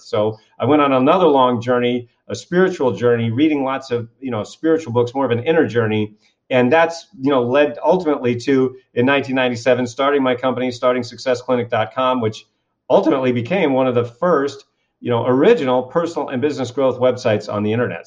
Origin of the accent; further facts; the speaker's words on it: Kennebunkport, Maine, United States; I grew up in this little town called Kennebunkport, Maine, which just happens to be one of the wealthiest communities in New England